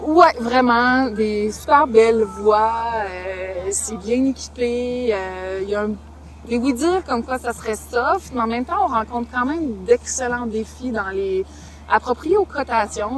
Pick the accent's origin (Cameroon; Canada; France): Canada; South Shore of Montreal, Quebec; moved away as an adult; also born or lived in British Columbia; now in Lower Laurentians, Canada; je viens de la Rive-Sud à la base, okay. de Montréal, mais on est installé depuis une dizaine d'années dans les Basses Laurentides